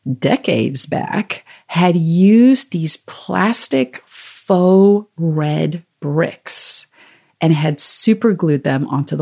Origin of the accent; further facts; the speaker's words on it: South Africa; accent: South African; moved away as an adult; We were in Zimbabwe. I'm from South Africa originally, so I have this accent that comes and goes.